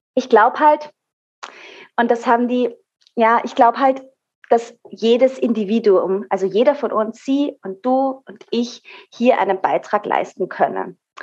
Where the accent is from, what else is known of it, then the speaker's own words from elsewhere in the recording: Austria; hier bei uns in Österreich